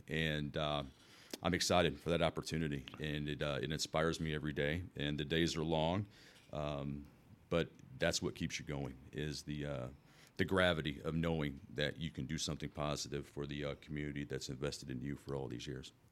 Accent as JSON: {"language": "English", "town": "Wood River", "country": "United States", "tie": "born or raised there", "said": "born and raised in Woodruff, I mean, quite literally, I was, I was born at Woodruff Hospital"}